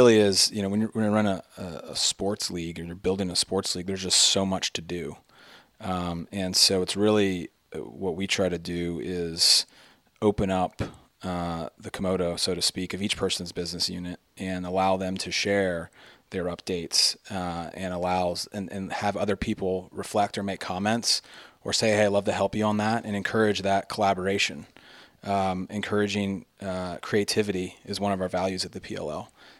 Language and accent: English; Maryland, United States; I mean, we're from Maryland. We're a product of public schools.